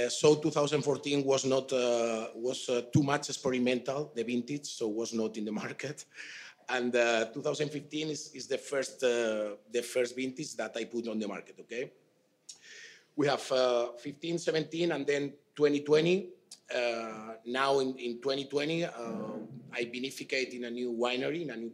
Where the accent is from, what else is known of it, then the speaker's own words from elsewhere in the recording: Toro, Castile and León, Spain; English is a second language; I am from Toro